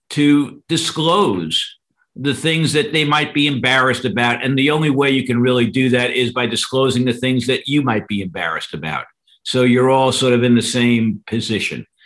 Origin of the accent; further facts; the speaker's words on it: New York, United States; also born or lived in Queens; I was born in New York City and grew up part of my uh, youth uh, in Queens, and then uh, moved out to Long Island.